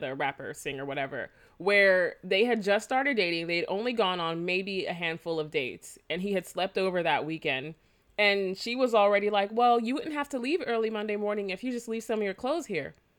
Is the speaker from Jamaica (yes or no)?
yes; Jamaica; I am Jamaican